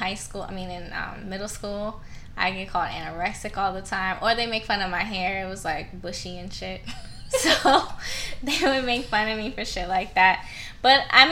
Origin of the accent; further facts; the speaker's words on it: Silver Spring, Maryland, United States; moved away; also born or lived in Philadelphia; I'm originally from Silver Spring, Maryland.